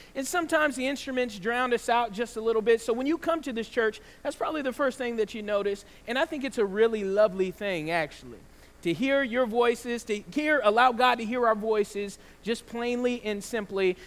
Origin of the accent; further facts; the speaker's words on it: the South, United States; I grew up in the South